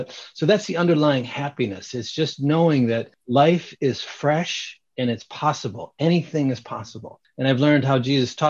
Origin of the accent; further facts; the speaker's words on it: Michigan, United States; I grew up in Michigan. It'd be snowy and we just start to see some flowers coming about.